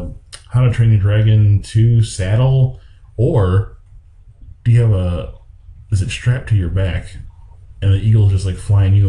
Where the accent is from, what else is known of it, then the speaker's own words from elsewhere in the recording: Oregon, United States; I grew up in Oregon for a significant part of my life